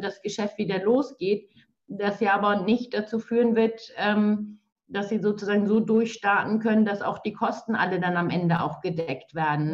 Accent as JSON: {"language": "German", "region": "Schleswig-Holstein", "country": "Germany", "said": "wir in Schleswig-Holstein"}